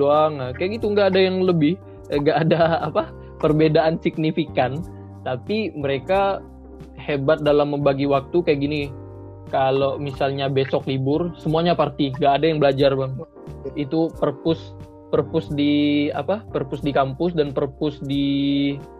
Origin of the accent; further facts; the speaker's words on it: Pontianak, West Kalimantan, Indonesia; orang kita, orang Pontianak atau orang Indonesia